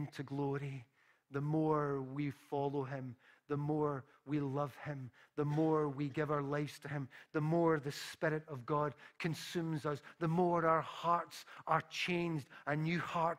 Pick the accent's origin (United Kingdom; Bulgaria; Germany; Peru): United Kingdom; Glasgow, Scotland; when I was a little boy and growing up in Parkhead